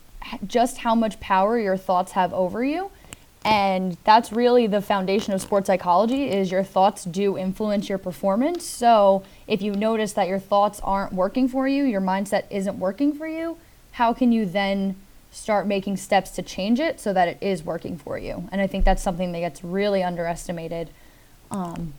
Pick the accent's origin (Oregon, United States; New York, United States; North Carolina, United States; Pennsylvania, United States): New York, United States; accent: New York; now in Virginia, United States